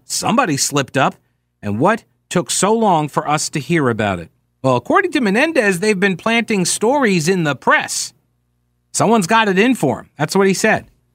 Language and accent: English; United States; I am an American